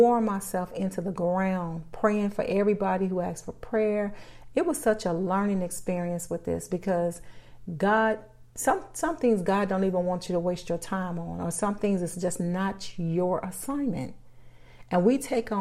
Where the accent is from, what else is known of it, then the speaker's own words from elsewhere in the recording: Chicago, Illinois, United States; I'm born and raised in Chicago